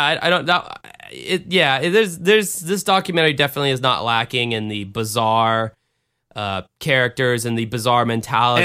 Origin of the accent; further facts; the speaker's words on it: the South, United States; I grew up in the South